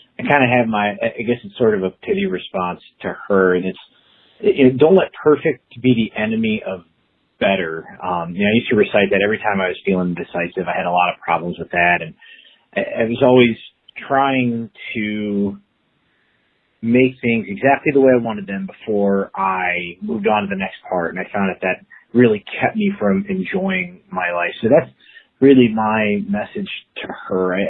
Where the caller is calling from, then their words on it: Cleveland, Ohio, United States; I'm calling from Cleveland, Ohio, so I'm a Midwest guy